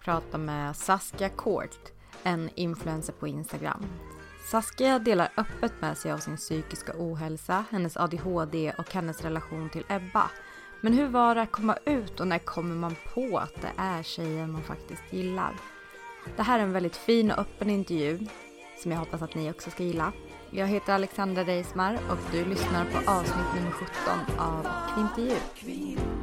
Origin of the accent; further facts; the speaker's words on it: Norrköping, Östergötland, Sweden; Jag är uppväxt, uppvuxen i Hageby, en förort i, eh, i Norrköping